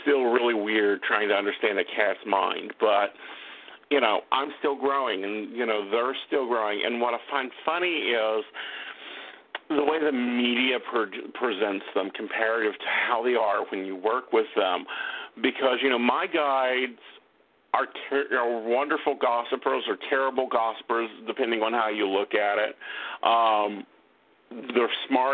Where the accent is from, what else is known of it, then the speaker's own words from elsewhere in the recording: Oak Hill, West Virginia, United States; I am from Oak Hill, West Virginia. But, you know, and that's a little tiny town